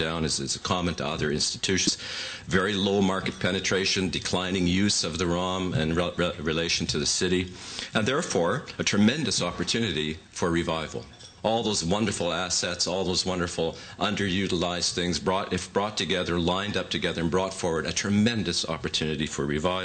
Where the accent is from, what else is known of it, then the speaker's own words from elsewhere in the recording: Edmonton, Alberta, Canada; now in Toronto, Canada; my hometown of Edmonton.